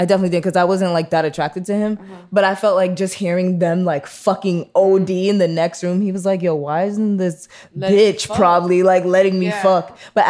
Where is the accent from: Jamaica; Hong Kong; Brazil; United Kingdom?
Jamaica; And by the way, I'm Jamaican, so all